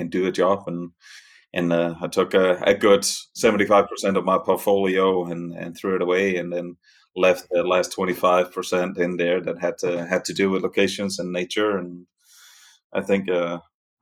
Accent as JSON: {"language": "English", "country": "Denmark", "tie": "born or raised there", "also_born_or_lived": "New York City, United States / Catskills, New York, United States", "accent": "Danish", "moved": "as an adult", "lives_now": "Italy", "said": "The accent is Danish. I'm from Denmark originally"}